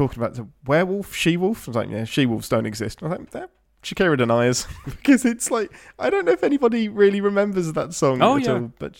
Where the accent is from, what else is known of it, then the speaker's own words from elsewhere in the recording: England, United Kingdom; I'm English.